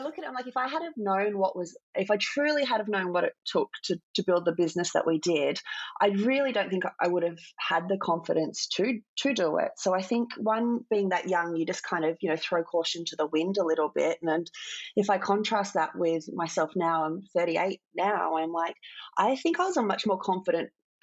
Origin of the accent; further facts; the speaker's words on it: Port Macquarie, New South Wales, Australia; I grew up in Port Macquarie, a small town on the mid-north coast of New South Wales